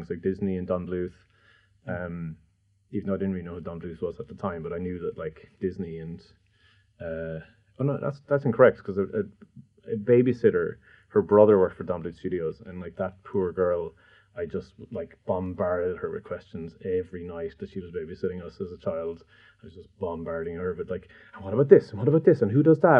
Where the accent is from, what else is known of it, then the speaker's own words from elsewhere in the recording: County Limerick, Munster, Ireland; I'm from County Limerick. My dad's a farmer, my mum's a teacher